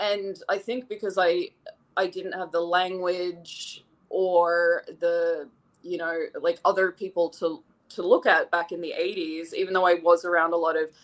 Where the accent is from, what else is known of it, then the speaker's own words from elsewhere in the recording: Sydney, New South Wales, Australia; moved away; I grew up in Sydney through the 80s, through most of the 80s. I was a kid in Sydney, Australia